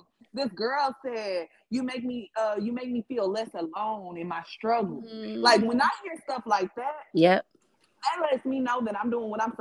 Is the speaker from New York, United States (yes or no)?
no; Milwaukee, Wisconsin, United States; I grew up in Milwaukee